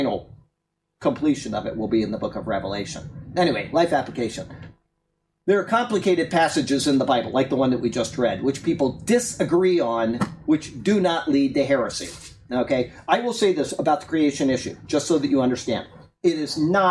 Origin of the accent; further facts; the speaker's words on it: Sarasota, Florida, United States; I grew up in Sarasota, Florida. I went to Riverview High School